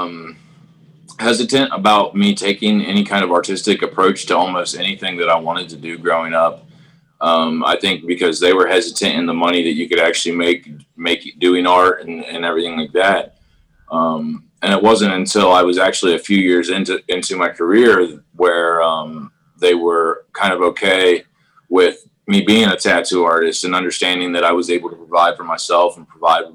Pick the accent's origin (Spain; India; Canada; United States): United States; Crooksville, Ohio; I'm from Perry County, Ohio, and a little, it's not, it's, I like to say it's a village. It's the village of Crooksville